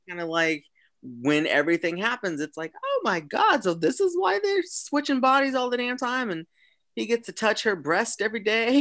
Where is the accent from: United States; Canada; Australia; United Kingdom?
United States; Kansas City; I am from the Kansas City region